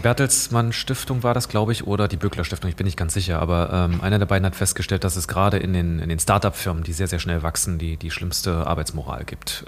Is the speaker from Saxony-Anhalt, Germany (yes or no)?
yes; Saxony-Anhalt, Germany; moved away; ich bin in Sachsen-Anhalt aufgewachsen